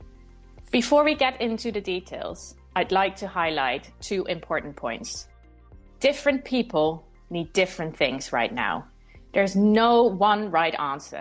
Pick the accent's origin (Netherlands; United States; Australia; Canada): Netherlands; moved away as an adult; now in London, United Kingdom; I'm from the Netherlands where I spent the first 20 years of my life